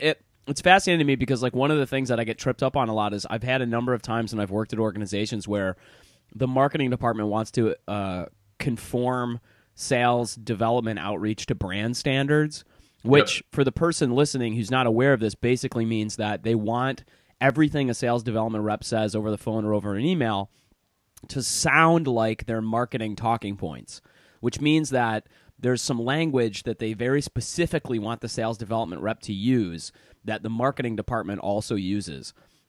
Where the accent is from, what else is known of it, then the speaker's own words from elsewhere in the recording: Michigan, United States; I grew up in Michigan, man.